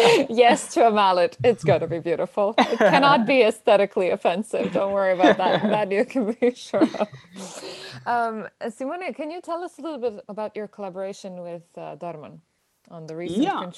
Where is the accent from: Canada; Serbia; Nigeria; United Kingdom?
Serbia; Belgrade; born or raised there